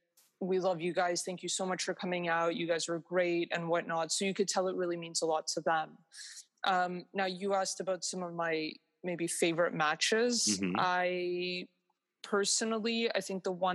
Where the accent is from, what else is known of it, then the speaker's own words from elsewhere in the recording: Toronto, Ontario, Canada; I was born and raised in Toronto